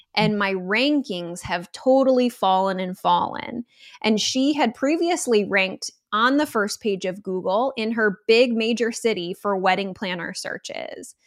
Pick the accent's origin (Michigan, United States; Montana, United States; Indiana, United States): Michigan, United States; I'm from Michigan